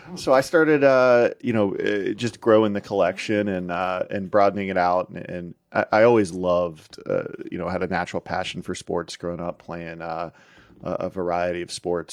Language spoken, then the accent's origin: English; outside Pittsburgh, Pennsylvania, United States; I grew up outside Pittsburgh